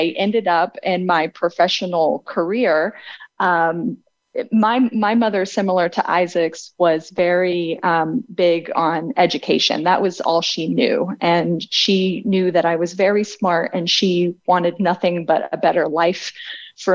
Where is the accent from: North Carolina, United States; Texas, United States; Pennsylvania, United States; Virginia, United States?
Virginia, United States; Abingdon; I was born in Abingdon, Virginia